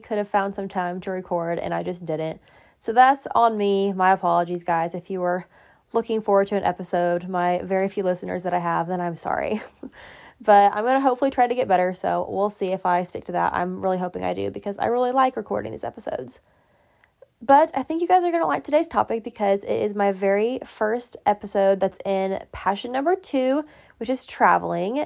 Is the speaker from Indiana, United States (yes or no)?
yes; Indiana, United States; I'm from Indiana, and I applied to three schools in Indiana.